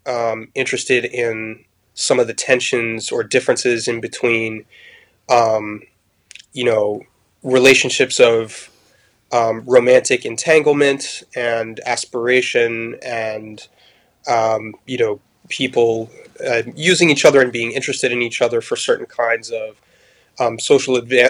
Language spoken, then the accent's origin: English; France; I grew up in France, and so I had on the one hand a kind of I was steeped and soaked in the French literary canon, the French tradition.